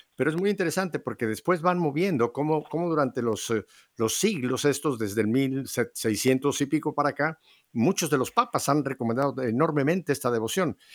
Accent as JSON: {"language": "Spanish", "country": "Mexico", "said": "en mi país, en México"}